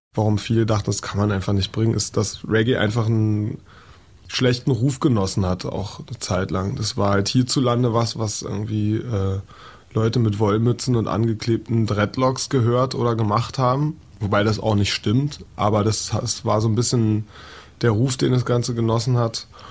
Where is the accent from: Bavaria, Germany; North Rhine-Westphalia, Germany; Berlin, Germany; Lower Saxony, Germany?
Berlin, Germany; in Kreuzberg. Und da ist, ähm, ja, denkt man schon manchmal, ey, man muss ich mir das irgendwie antun, aber ja, es ist halt irgendwie meine Heimat.